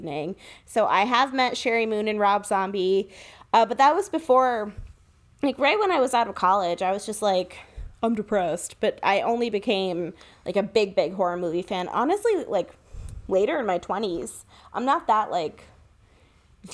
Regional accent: Woodbury, Connecticut, United States; moved away; I don't want to put my hometown on blast, but it's Woodbury, Connecticut.

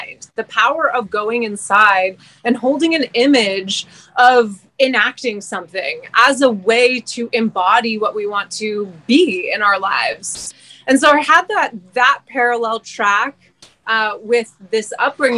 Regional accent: Montreal, Quebec, Canada; moved away as an adult; also born or lived in British Columbia; now in Hawaii, United States; I was born and raised in Montreal

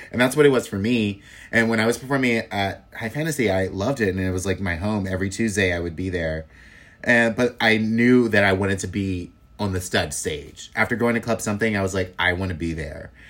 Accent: Los Angeles, California, United States; also born or lived in Inglewood / Oakland; now in San Francisco Bay Area, United States; I'm originally from Los Angeles and I moved up here in twenty, uh, two thousand nine

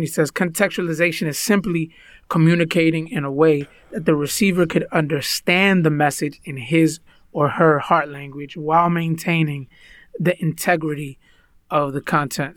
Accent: United States; first language Spanish; English is a second language; Spanish was actually my first language, although I was born in the United States.

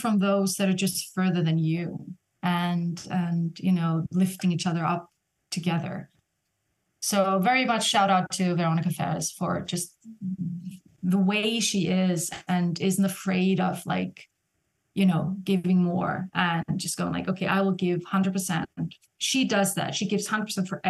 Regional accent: Iceland; now in Vienna, Austria; in Iceland, in my home country

